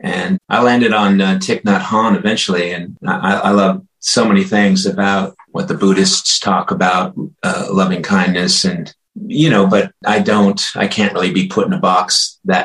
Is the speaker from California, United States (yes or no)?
yes; Los Angeles, California, United States; moved away as an adult; also born or lived in Nederland, Colorado; I grew up in Los Angeles